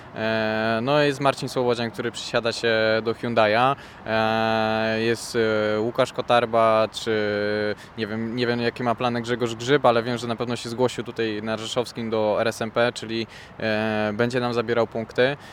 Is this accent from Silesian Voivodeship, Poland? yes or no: yes; Silesian Voivodeship, Poland; also born or lived in Żywiec; jestem ze Śląska, mieszkam dosyć blisko odcinków